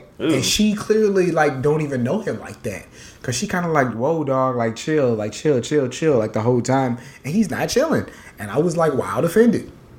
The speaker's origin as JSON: {"language": "English", "town": "San Antonio", "region": "Texas", "country": "United States", "tie": "born or raised there", "said": "of course, I grew up in San Antonio, so I'm a Spurs fan."}